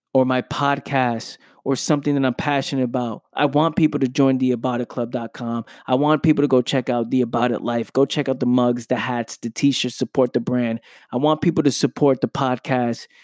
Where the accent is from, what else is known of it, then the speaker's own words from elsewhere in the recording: New York City, New York, United States; I'm from the Bronx, New York. I grew up in Pelham Parkway, Bronx, New York